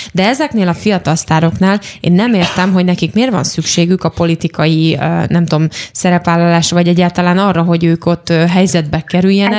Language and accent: Hungarian; Eger, Heves, Hungary; Egri lévén